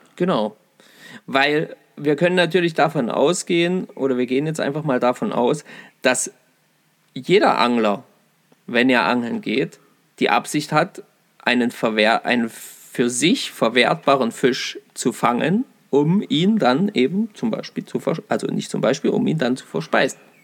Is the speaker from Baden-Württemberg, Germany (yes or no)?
no; Saxony-Anhalt, Germany; bei uns in Sachsen-Anhalt